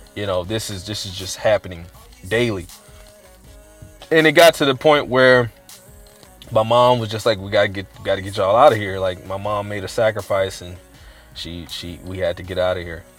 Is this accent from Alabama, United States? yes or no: no; Richmond, California, United States; also born or lived in Oakland, California / Sacramento, California; I was born in Oakland, raised in Richmond, uh, Central Side to be exact